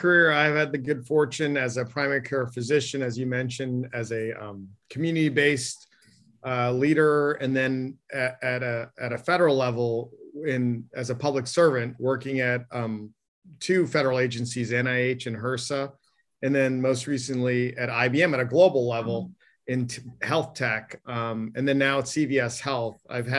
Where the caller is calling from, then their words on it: Needham, Massachusetts, United States; I'm zooming in from Needham, Massachusetts. So yeah, a little cold.